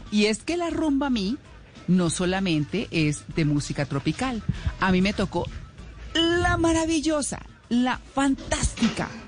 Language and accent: Spanish; Bogotá, Colombia; born there; also born or lived in Caquetá / Tolima / Boyacá / Santander; finalmente llegué a Bogotá y me quedé en Bogotá, en mi tierra, en mi tierra de nacimiento. Eh, como lo dije en el funeral de mis papás, tengo muchas tierras adoptivas. Eh, tengo el Caquetá, el Tolima, Boyacá y Santander